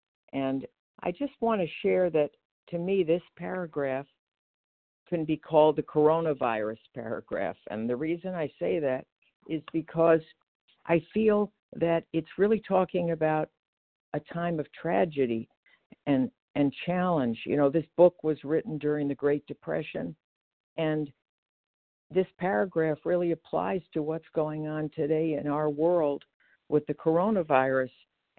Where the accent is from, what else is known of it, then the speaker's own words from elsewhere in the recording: Geneva, Illinois, United States; I'm recovered, and I'm from Geneva, Illinois, which is the western suburbs of Chicago.